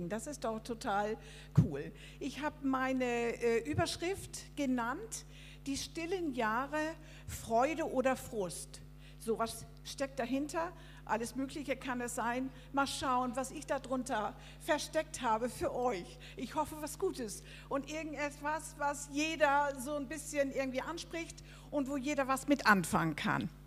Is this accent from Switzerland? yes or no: no; Denmark; also ich bin Dänin, ne?